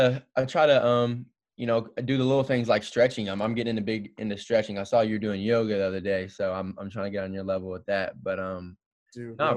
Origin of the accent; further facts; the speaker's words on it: Gate City, Virginia, United States; Gate City, Virginia, man. It's the gateway to the West